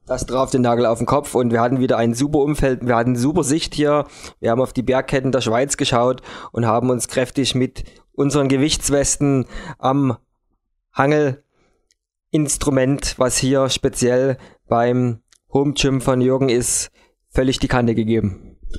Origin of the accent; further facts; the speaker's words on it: Dresden, Saxony, Germany; bei uns in Deutschland oder in Dresden